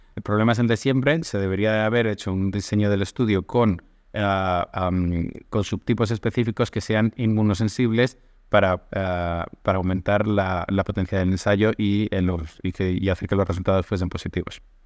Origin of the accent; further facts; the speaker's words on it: Spain; now in Athens, Greece; estoy en Atenas, en Grecia, actualmente, aunque soy de España